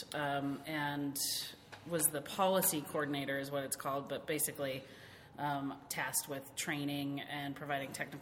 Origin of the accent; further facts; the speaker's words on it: Havre, Montana, United States; moved away as an adult; also born or lived in Seattle, Washington / Olympia, Washington / Washington, D.C.; I grew up in Havre, Montana, which is literally the most open space place I've been